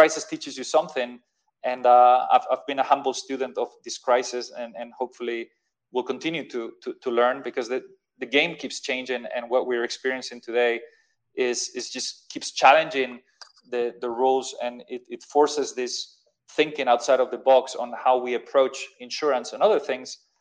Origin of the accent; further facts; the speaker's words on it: Madrid, Community of Madrid, Spain; moved away as an adult; also born or lived in London, United Kingdom; I'm from Madrid